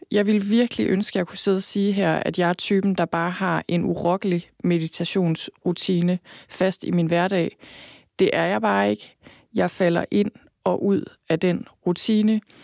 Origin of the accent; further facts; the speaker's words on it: Thy, North Denmark Region, Denmark; moved away; also born or lived in London; født og opvokset i Thy